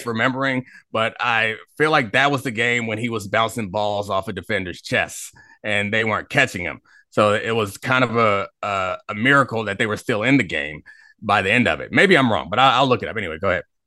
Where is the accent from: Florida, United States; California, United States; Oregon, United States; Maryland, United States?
Maryland, United States; Baltimore; now in Washington, DC, United States; I grew up in Baltimore